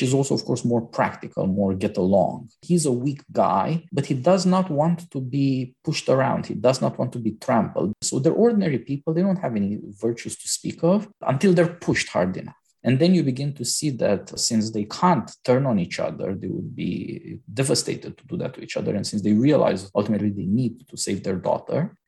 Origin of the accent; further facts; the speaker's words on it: Romania; I was born in Romania